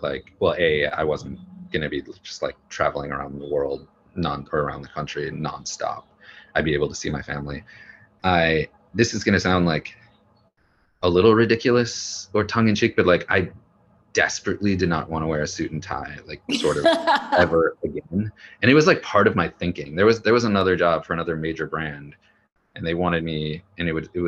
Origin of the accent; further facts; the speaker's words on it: Wisconsin, United States; moved away; also born or lived in Washington, D.C.; I'm from Wisconsin.